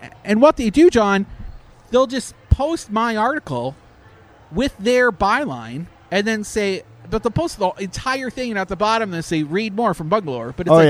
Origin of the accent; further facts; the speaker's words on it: Canada; now in United States; I'm from Canada.